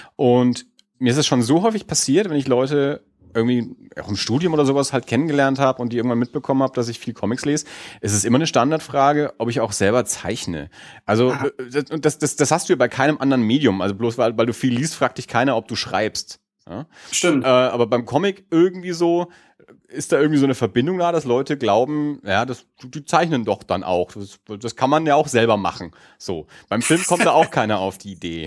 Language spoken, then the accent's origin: German; Erlangen, Bavaria, Germany; wir sind ja beide aus Erlangen